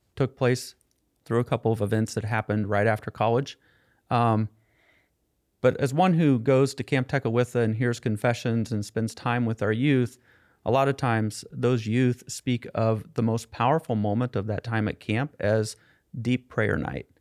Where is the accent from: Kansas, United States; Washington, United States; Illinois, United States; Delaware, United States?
Kansas, United States; Topeka; I grew up in Topeka, Kansas